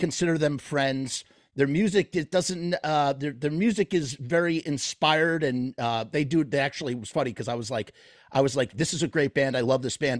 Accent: New York, United States; I'm from New York

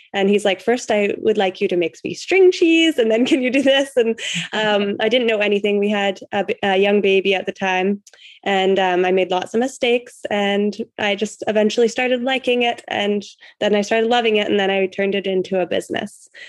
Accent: Canada; I'm from Canada

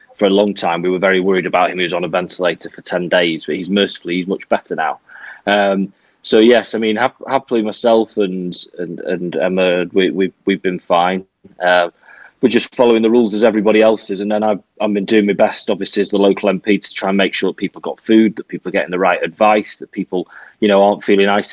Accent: Manchester, North West England, United Kingdom; moved away as an adult; now in Nottingham, United Kingdom; I'm from Manchester. So I moved to Nottingham when I was 19 for university, and I've lived ever since.

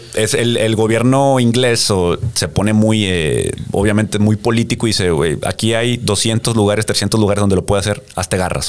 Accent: Mexico; also born or lived in United States; como mexicano de acá

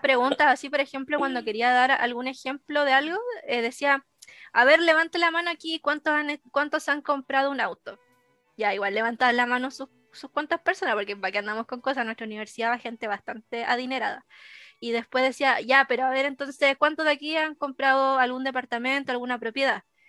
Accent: Arica, Arica y Parinacota, Chile; yo soy de Arica

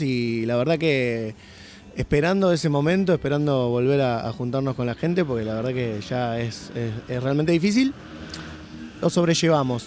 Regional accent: Don Torcuato, Buenos Aires Province, Argentina; somos los cuatro de Don Torcuato

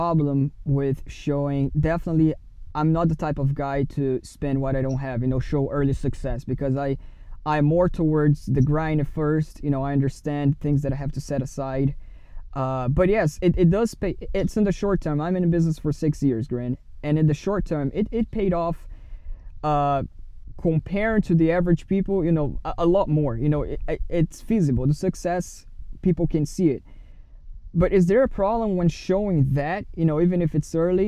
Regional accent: Brazil; now in United States; I'm from Brazil

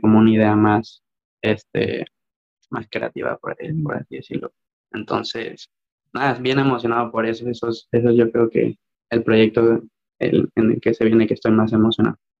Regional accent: Mexico; moved away as an adult; muy, muy orgulloso de ser mexicano

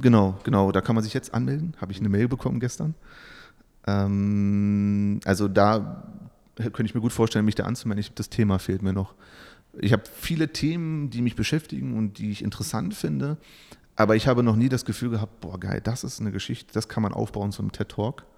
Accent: Saxony-Anhalt, Germany; moved away as an adult; now in Bielefeld, Germany; ich komme aus dem Osten, wie es hier heißen würde. Also ich bin okay. in Sachsen-Anhalt geboren ähm, bin zum Studium nach Bielefeld

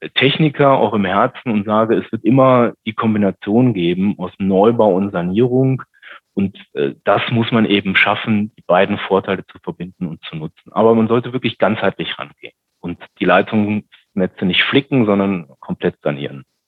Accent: Düsseldorf, North Rhine-Westphalia, Germany; ich bin ja gebürtiger Rheinländer

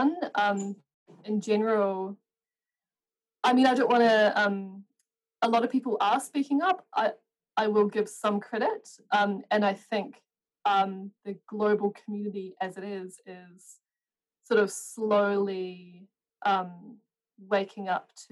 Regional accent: New Zealand; I'm from New Zealand

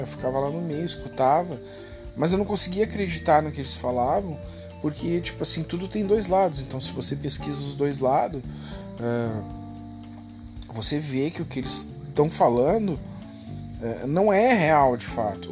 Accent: Rio Grande do Sul, Brazil; eu sou gaúcho aqui

